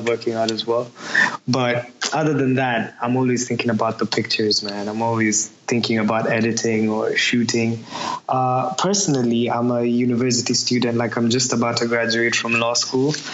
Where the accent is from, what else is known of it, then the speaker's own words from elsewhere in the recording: Manchester, North West England, United Kingdom; No, I'm actually from Manchester.